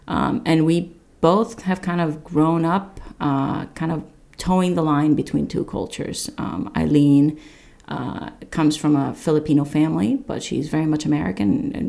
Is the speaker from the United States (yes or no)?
no; Nepal; You know, it's not Nepal's momo. I am from Nepal, but it's my momo, you know, sort of thing.